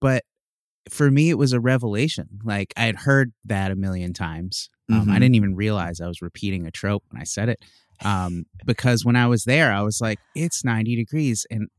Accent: Chicago, Illinois, United States; I'm from Chicago

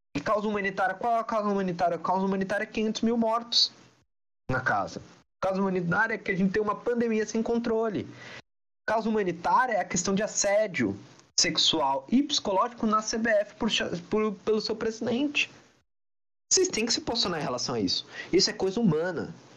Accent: Brazil; eu sou brasileiro

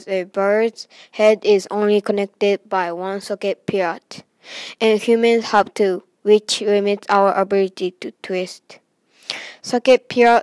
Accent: Japan; now in United States; I'm from Japan, but now I'm in the USA

